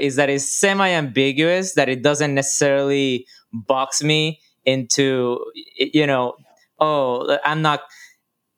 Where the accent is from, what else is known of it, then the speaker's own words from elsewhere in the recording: Puerto Rico; moved away; Born and raised in Puerto Rico